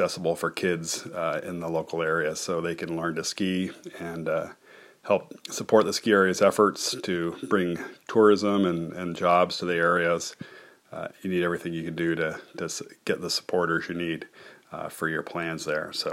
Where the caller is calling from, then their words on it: Keene, New Hampshire, United States; I'm recording from Keene, New Hampshire.